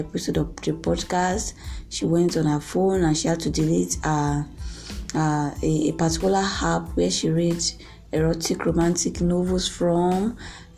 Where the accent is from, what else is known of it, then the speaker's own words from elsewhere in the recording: Nigeria; from Nigeria, my home country